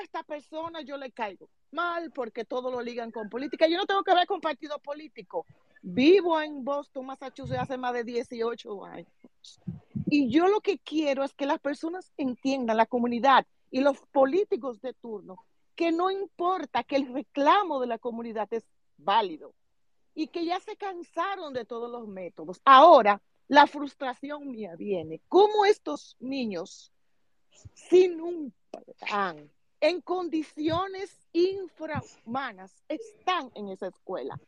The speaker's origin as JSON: {"language": "Spanish", "town": "Salcedo", "region": "Hermanas Mirabal", "country": "Dominican Republic", "said": "yo soy de la provincia de Hermanas ah, específicamente de Salcedo"}